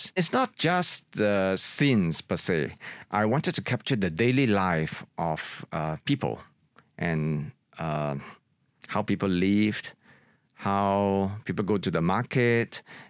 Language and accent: English; Singapore; my experiences when I was growing up in Singapore, in particular Chinatown, where I really grew up in the 1970s